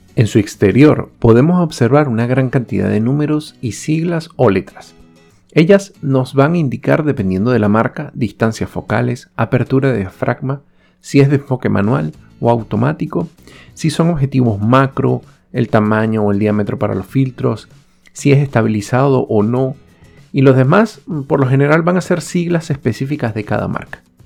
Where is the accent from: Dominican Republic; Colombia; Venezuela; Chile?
Venezuela; moved away; Soy venezolano y he tenido la oportunidad de vivir en varios países